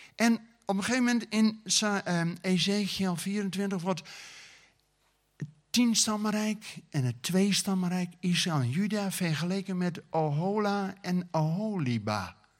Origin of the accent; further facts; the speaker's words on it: Groningen, Netherlands; also born or lived in Friesland; ben een Groninger, maar met Friese ouders